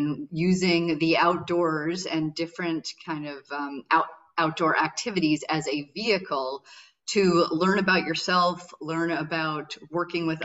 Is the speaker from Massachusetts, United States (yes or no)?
yes; Massachusetts, United States; now in Maine, United States; I was born and raised in Massachusetts